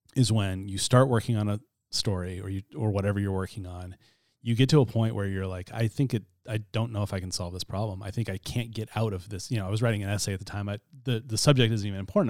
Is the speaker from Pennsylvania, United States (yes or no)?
no; Chattaroy, Washington, United States; I grew up in Chatteroy, which is north of Mead, Spokane County